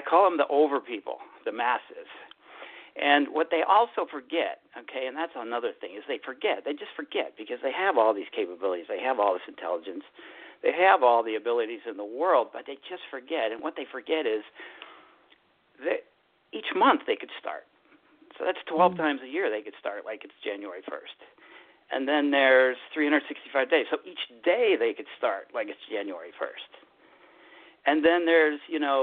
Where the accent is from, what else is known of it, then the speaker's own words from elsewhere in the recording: Chicago, Illinois, United States; moved away; also born or lived in West Coast; I'm from Chicago